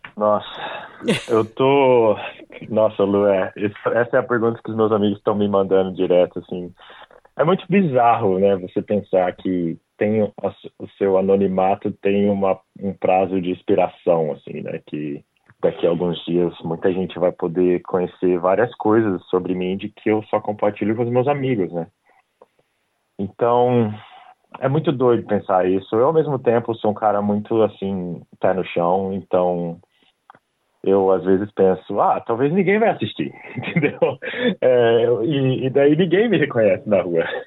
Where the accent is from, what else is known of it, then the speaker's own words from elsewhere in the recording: Brazil; moved away as an adult; now in Australia; eu saí do Brasil